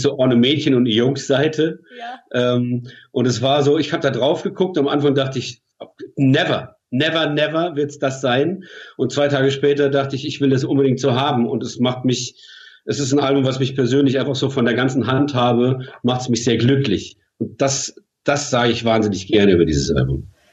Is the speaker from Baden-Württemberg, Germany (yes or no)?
yes; Mannheim, Baden-Württemberg, Germany; Wir sind beide aus Mannheim